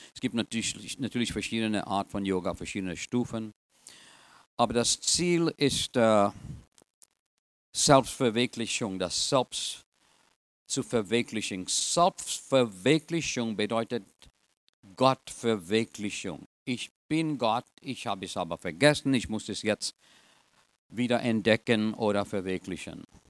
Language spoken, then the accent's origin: German; Trinidad & Tobago; German is a second language; also born or lived in India (ancestry); now in United States; Ich bin eigentlich in Trinidad geboren, aber in einer indischen Gesellschaft